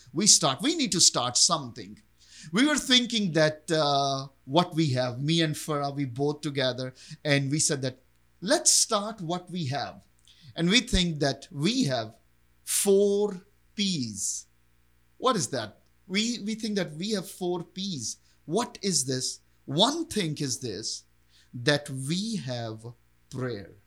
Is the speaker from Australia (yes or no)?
no; Pakistan; I was born and raised in Pakistan